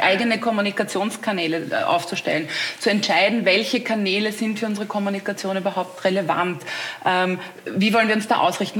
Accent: Austria; als Österreicherin weiß ich das, wie wichtig auch Dialekt und Mundart und so ist

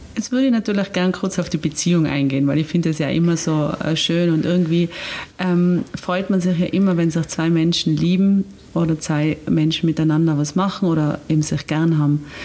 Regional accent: Austria; bei uns in Österreich

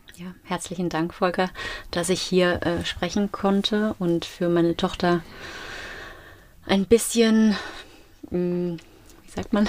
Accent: Mainz, Rhineland-Palatinate, Germany; wir als Mainzer

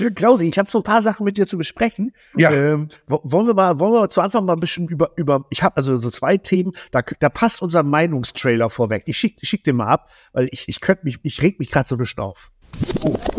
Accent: Zetel, Lower Saxony, Germany; bei uns hier direkt in Zetel, wo ich herkomme

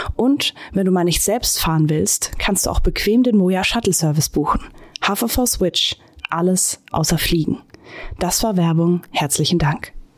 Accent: Bad Oeynhausen, North Rhine-Westphalia, Germany; now in Hamburg, Germany; in meiner Heimatstadt Bad Oeynhausen

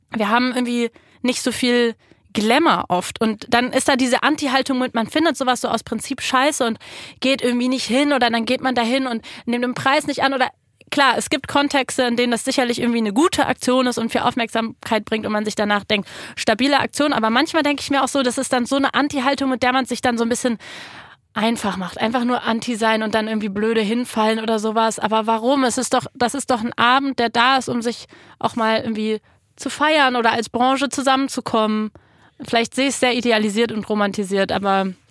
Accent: Berlin, Germany; ich komme aus Kreuzberg

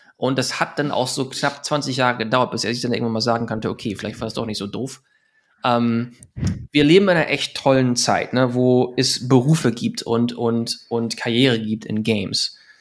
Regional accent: Germany; moved away as an adult; now in Los Angeles, United States; ich bin Deutscher

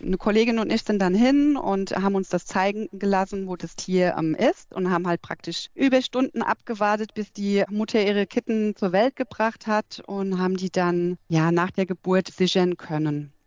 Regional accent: Nack, Rhineland-Palatinate, Germany; also born or lived in Alzey; bin ich in Alzey nur geboren und groß geworden bin ich in Nack, das ist so zehn Kilometer von Alzey entfernt.

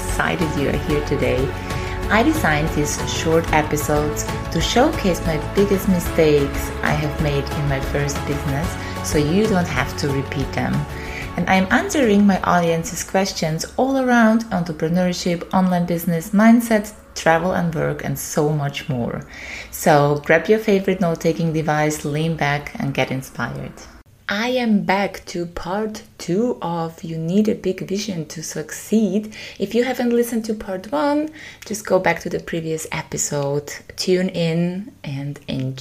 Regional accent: Austria; This is also my origin.

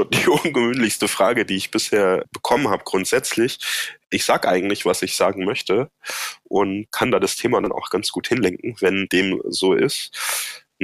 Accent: Baden-Württemberg, Germany; Ja, ich komme ja aus dem Badischen ursprünglich und da gibt's ein Sprichwort

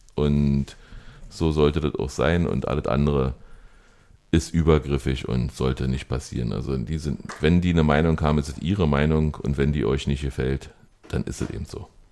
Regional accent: Germany; du fühlst dich als Deutscher

